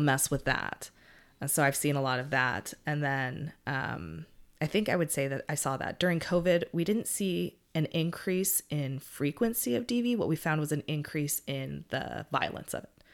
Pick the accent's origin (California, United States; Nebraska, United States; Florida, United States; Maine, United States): California, United States; I'm from California and we use guys to describe even a tree